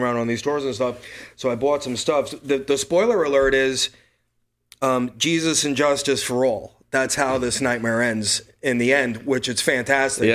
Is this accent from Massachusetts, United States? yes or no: no; New York City, New York, United States; I'm from Brooklyn, New York